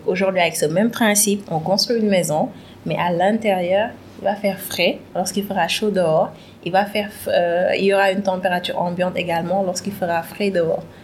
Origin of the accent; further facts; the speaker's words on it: Thiès, Senegal; suis sénégalaise, j'ai principalement grandi à Chess